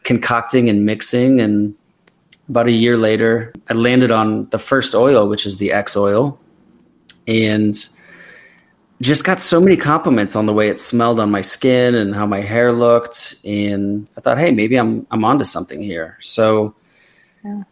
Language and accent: English; Midwest, United States; I grew up an athlete in the Midwest